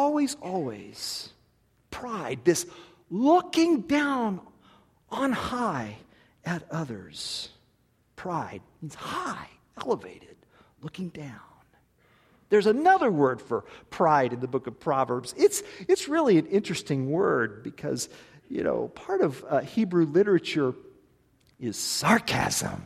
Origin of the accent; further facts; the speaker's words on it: Tulsa, Oklahoma, United States; I was born in Tulsa, Oklahoma